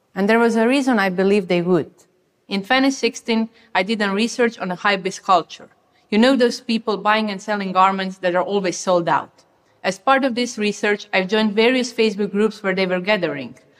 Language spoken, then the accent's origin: English; Croatia; I come from Croatia